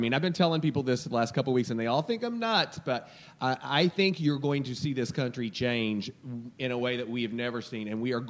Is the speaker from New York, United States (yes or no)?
no; Kentucky, United States; I'm from Kentucky.